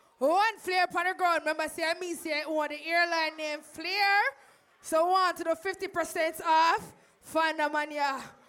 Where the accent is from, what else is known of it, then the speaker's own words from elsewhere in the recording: Jamaica; We're all Jamaican in here.